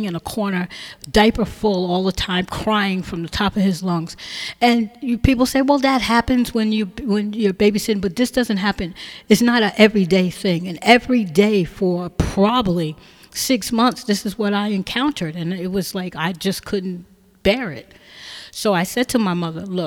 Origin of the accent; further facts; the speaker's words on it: Teaneck, New Jersey, United States; also born or lived in Hackensack, New Jersey; I grew up in Teaneck